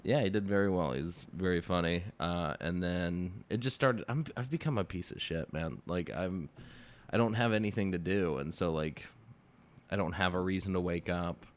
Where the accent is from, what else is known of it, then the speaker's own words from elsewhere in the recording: Texas, United States; I'm from Texas